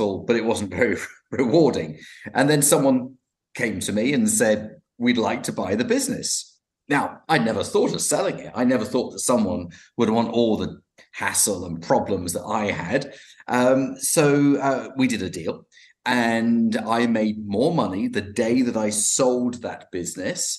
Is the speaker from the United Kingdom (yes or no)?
yes; London, United Kingdom; I'm from London, and I'm joining you from West London